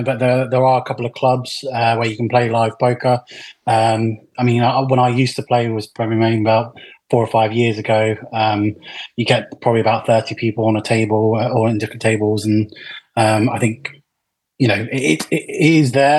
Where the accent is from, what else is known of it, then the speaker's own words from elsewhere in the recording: Jersey; I'm from Jersey, the Channel Islands